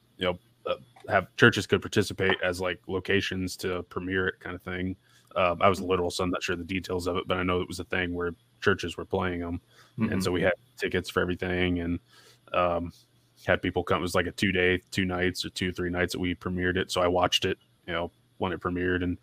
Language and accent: English; Florida, United States; moved away as an adult; now in Cleveland, Tennessee, United States; I'm from Florida